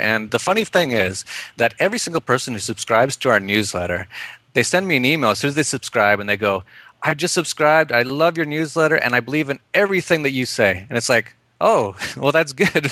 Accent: Edmonton, Alberta, Canada; moved away as an adult; also born or lived in Vancouver; I'm from Canada originally. I was born in Edmonton and I lived in Vancouver for a while, and then I defected about uh, eight years ago

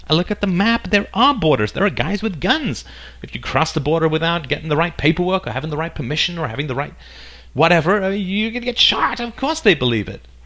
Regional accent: England, United Kingdom; also born or lived in Ireland / South Africa; now in Canada; I currently live in Canada. I was born in Ireland. I grew up in England. I spent a little time in South Africa. Then I moved to Canada

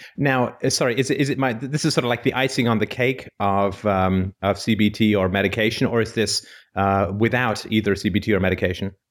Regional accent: Canada; I'm from Canada

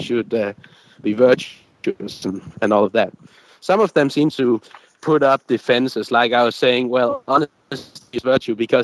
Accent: Viborg, Central Denmark Region, Denmark; now in Aarhus, Denmark; when I moved from my hometown in Denmark, Viborg, I moved to Aarhus

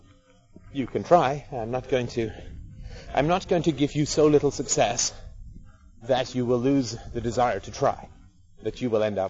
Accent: United Kingdom; being British

